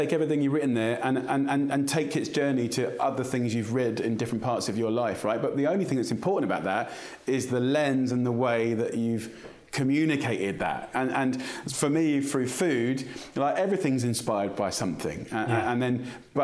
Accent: United Kingdom; to be British is driven by our food. Our national dish is chicken tikka masala and fish and chips

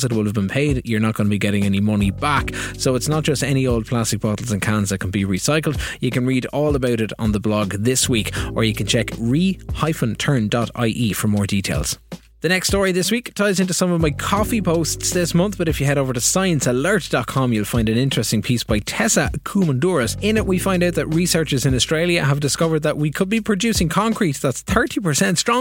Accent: Kilkenny, Leinster, Ireland; my hometown in Kilkenny

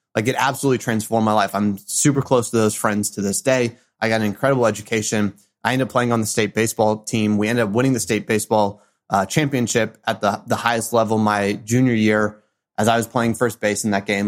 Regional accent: Houston, Texas, United States; I grew up in Houston, Texas, and it's in a little suburb called Kingwood

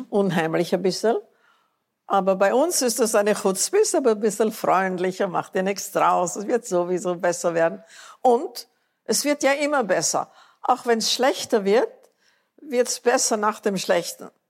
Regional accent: United States; Ich bin Amerikanerin, nichts kann mir passieren.

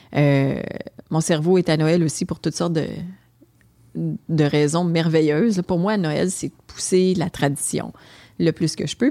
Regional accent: Gatineau, Quebec, Canada; accent: Québécois; j'ai grandi euh, dans le quartier Muchmore à Hull

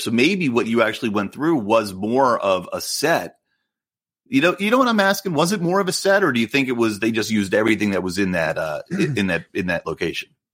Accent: outside of Philly, Pennsylvania, United States; my area where I grew up outside of Philly

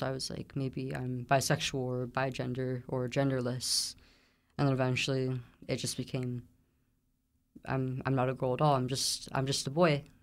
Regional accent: Central Valley, California, United States; I grew up in the Central Valley, California

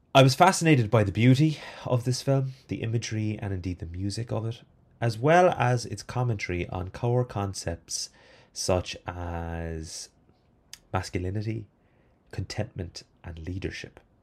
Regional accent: Ireland; as an Irish person

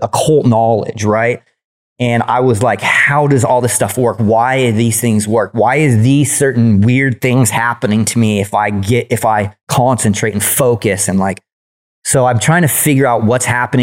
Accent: San Diego, California, United States; accent: Southern; also born or lived in Illinois; I flew back to California, where I was born in San Diego.

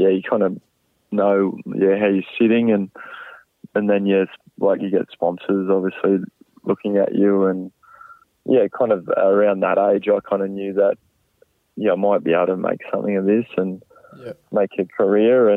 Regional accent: Brisbane, Queensland, Australia; growing up in Australia and, yeah, bit of a Brisbane boy at heart

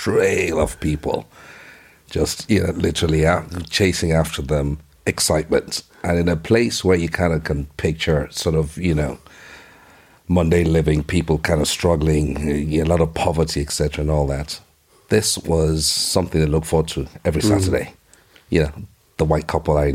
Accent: Nigeria; now in Ireland; I remember growing up in Nigeria

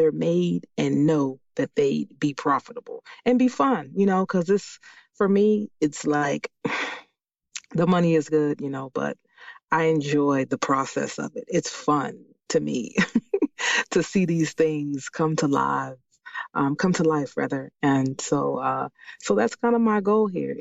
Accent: Washington, District of Columbia, United States; born or raised there; moved away as an adult; now in Maryland, United States

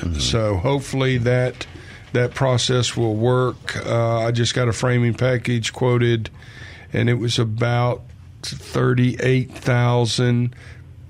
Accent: Germantown, Tennessee, United States; moved away as an adult; also born or lived in South Haven, Mississippi; I'm from Germantown and moved to South Haven when I got out of high school.

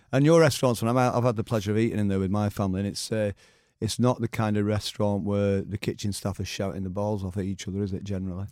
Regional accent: Oldham, North West England, United Kingdom; me growing up in Oldham

